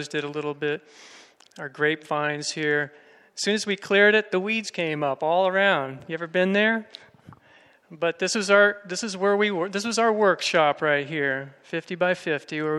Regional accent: Florida, United States; moved away; I'm from Florida originally. I grew up there gardening in sandy soil

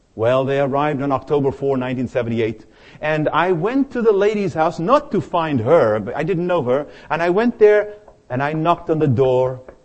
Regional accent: South Africa; moved away as an adult; now in United States; I arrived here in the United States from my home country, South Africa. I was 25 years of age

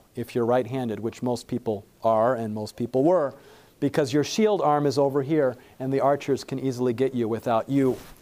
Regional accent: Michigan, United States; moved away; I grew up in Michigan, up in the north where we have snow.

